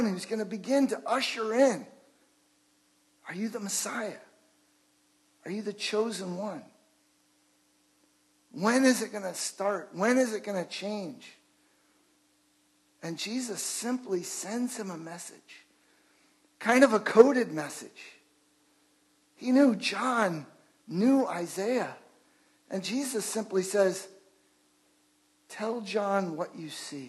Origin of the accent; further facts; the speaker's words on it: Chicago, Illinois, United States; I grew up in Chicago.